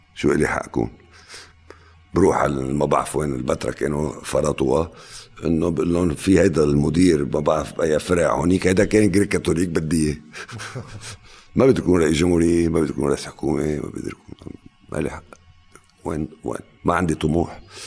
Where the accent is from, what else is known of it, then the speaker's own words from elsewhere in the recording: Lebanon; انا لبناني